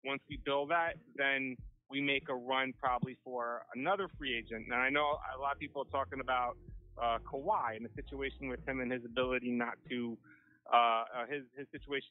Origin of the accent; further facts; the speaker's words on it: New York City, New York, United States; I'm from Queens.